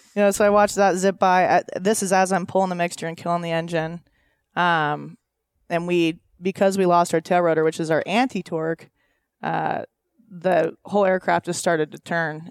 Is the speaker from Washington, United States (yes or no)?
yes; Loomis, Washington, United States; I grew up on a ranch up in Washington, ten minutes south of the Canadian border